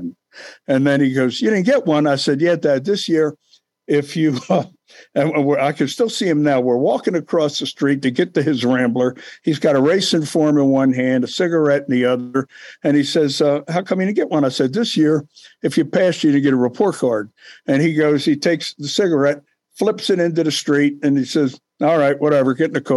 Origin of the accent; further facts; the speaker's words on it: Baltimore, Maryland, United States; I grew up in East Baltimore.